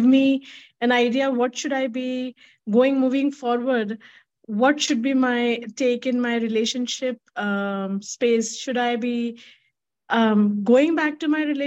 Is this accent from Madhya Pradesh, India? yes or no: yes; Bhopal, Madhya Pradesh, India; now in Pune, India; In Bhopal